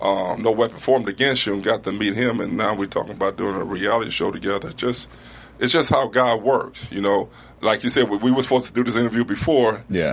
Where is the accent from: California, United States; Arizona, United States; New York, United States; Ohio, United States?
California, United States; Compton; growing up in Compton, you know, a big gang-infested city.